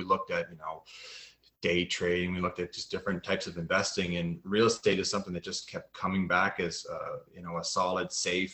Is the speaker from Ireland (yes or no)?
no; just outside of Halifax, Nova Scotia, Canada; now in Ottawa, Canada; I'm from just outside of Halifax, Nova Scotia